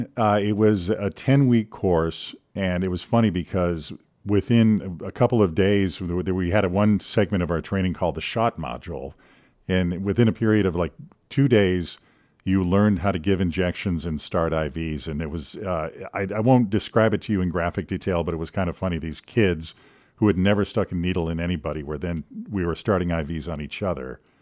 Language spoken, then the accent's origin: English; Green Bay, Wisconsin, United States; also born or lived in Madison, Wisconsin / Illinois / Omaha, Nebraska; I was born in Madison, Wisconsin, but have lived all over the Midwest, Illinois, and Nebraska. I lived in Omaha for a while, and then ended up going to middle school and high school in the Green Bay area.